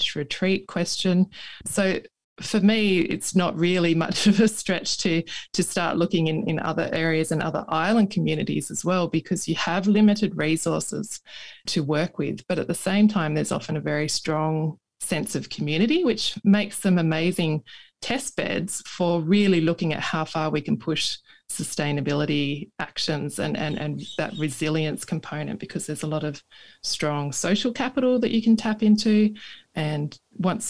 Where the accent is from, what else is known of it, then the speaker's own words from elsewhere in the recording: Tasmania, Australia; as a youth growing up in Tasmania